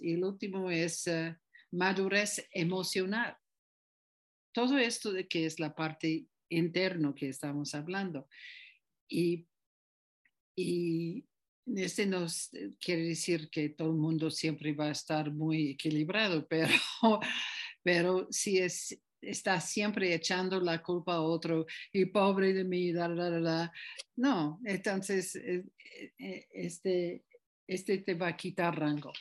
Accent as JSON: {"language": "Spanish", "country": "United States", "tie": "born or raised there", "moved": "yes", "lives_now": "Tepoztlán, Mexico", "said": "yo nací en Estados Unidos"}